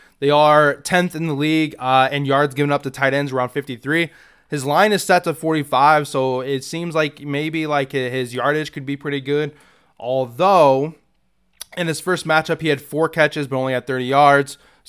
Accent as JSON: {"language": "English", "region": "Indiana", "country": "United States", "tie": "born or raised there", "said": "growing up in Indiana"}